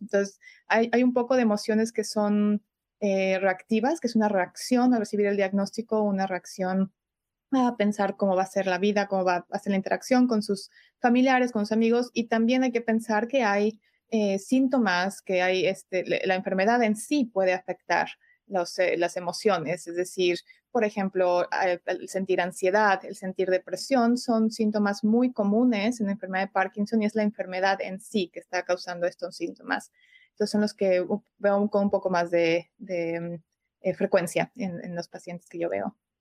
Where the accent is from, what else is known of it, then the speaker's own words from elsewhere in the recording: Mexico City, Mexico; moved away as an adult; now in Chicago, United States; soy originalmente de México, de la Ciudad de México, pero resido aquí en Chicago desde hace ya unos 10 años